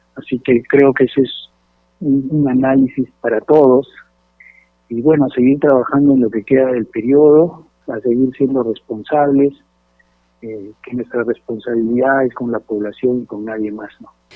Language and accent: Spanish; Peru; como peruanos